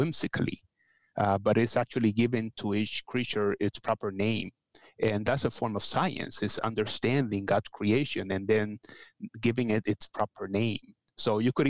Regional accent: Puerto Rico; moved away; I am from Puerto Rico originally, but I have worked with people from all over Latin America, so I feel that I am Latin American in general and Caribbean specifically

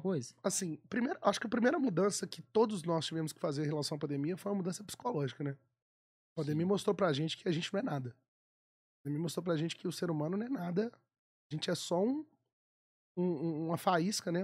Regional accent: Belo Horizonte, Minas Gerais, Brazil; eu sou nascido e criado no Mineirão torcendo pro Galo

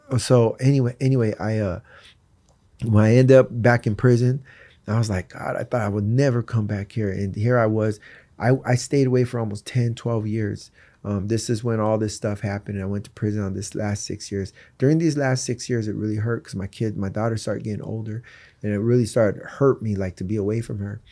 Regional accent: East Coast, United States; also born or lived in Tucson, Arizona; I was born in Tucson. I was raised on the East Coast.

